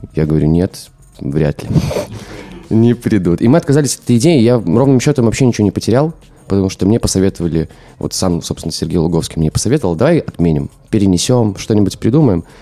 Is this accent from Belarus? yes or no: yes; Minsk, Belarus; я из Минска